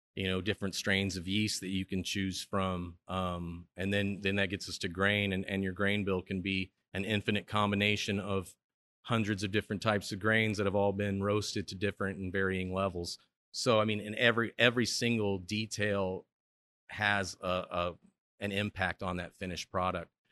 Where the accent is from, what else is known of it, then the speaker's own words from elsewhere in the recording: Chicago, Illinois, United States; now in Stillwater, United States; I'm from Chicago, so, I mean, I like to visit my hometown any chance I get